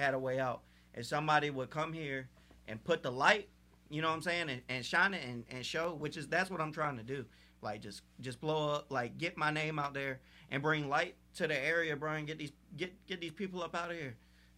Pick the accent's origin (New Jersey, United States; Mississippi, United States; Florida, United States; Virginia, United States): Virginia, United States; Portsmouth; Yeah, I'm from Portsmouth.